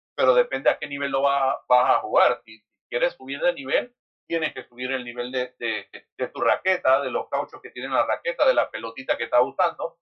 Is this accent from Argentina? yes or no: no; Panama City, Panama; nosotros nacimos y nos criamos en la central